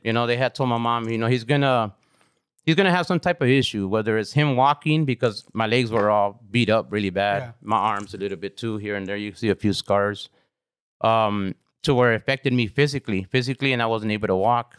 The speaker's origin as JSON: {"language": "English", "town": "Carson", "region": "California", "country": "United States", "tie": "born or raised there", "said": "I grew up on Ravina Street."}